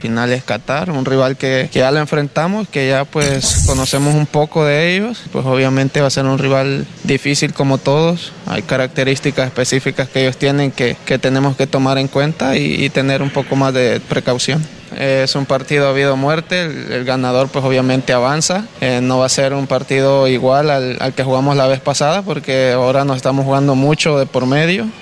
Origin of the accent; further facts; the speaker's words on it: El Salvador; el orgullo que uno siente como salvadoreño